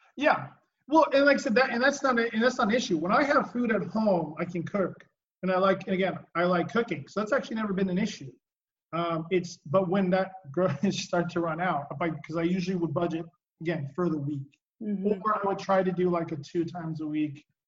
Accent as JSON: {"language": "English", "region": "West Coast", "country": "United States", "said": "I'm from the West Coast"}